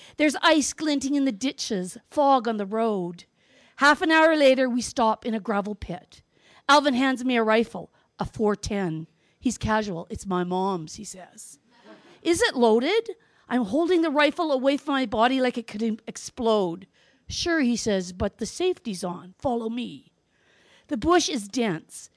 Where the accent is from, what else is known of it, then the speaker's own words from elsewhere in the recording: Northwest Territories, Canada; I grew up in the Northwest Territories, where hunting is a cultural event